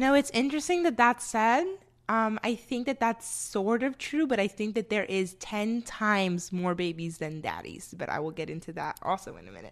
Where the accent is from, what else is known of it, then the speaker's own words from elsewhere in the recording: the North, United States; now in Austin, United States; I'm from up north, and where I'm from, it snows, baby